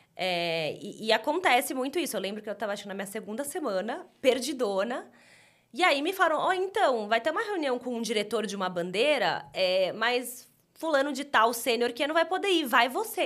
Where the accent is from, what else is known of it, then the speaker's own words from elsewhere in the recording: São Paulo, Brazil; eu sou daqui de São Paulo